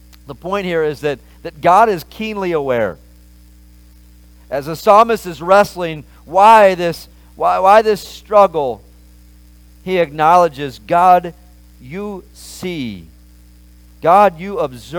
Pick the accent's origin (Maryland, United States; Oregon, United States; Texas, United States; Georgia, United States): Maryland, United States; I grew up in Maryland and in America